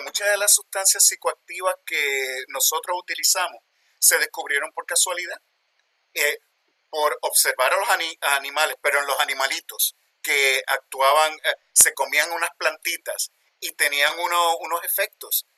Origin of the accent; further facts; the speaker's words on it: Puerto Rico; moved away as an adult; also born or lived in New York, United States; now in Pennsylvania, United States; Soy de Puerto Rico, nacido y criado allá, pero trabajo en los Estados Unidos, en Westchester University, en Pensilvania